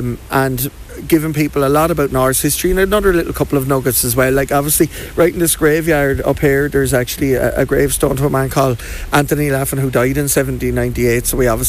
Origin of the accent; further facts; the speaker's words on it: Wexford, Leinster, Ireland; I was born in Wexford, I'm reared in Wexford, I'll die in Wexford, there's no doubt about that.